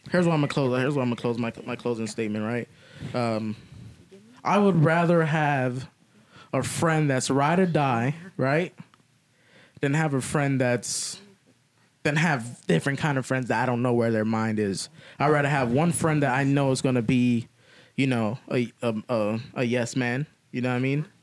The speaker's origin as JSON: {"language": "English", "country": "Bahamas", "said": "I'm fucking Bahamian."}